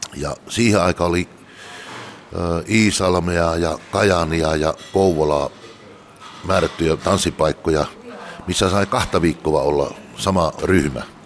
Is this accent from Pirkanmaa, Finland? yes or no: no; Tuupovaara, North Karelia, Finland; also born or lived in Joensuu / Mikkeli / Espoo / Jyväskylä; now in Laukaa, Finland; Pohjois-Karjalasta olen kotoisin Tuupovaara Öllölästä. Sen jälkeen asuttiin vähän aikaa Joisuussa ja siitä Mikkeli maalaiskuntaa